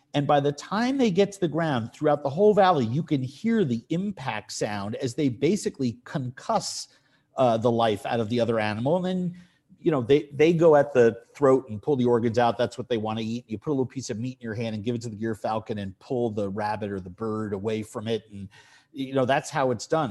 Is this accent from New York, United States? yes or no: yes; New York City, New York, United States; also born or lived in Poughkeepsie, New York; growing up in New York City in an apartment